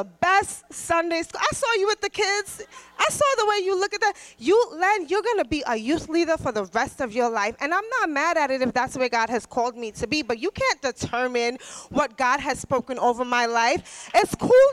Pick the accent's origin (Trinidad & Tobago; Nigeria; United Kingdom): Trinidad & Tobago; I'm Trinidadian